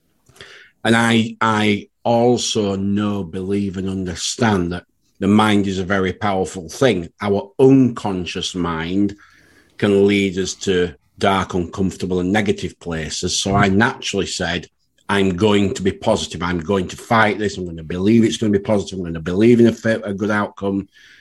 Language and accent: English; Yorkshire and the Humber, United Kingdom; being maybe a Yorkshire lad